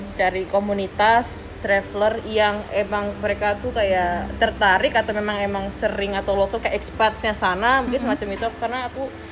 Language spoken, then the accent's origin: Indonesian; Indonesia; aku dari Indonesia